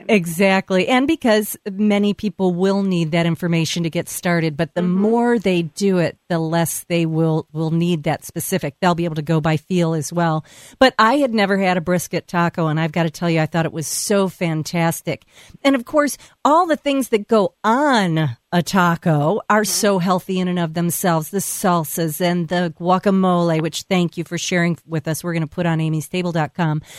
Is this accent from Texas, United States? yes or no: yes; Texas, United States; growing up in Texas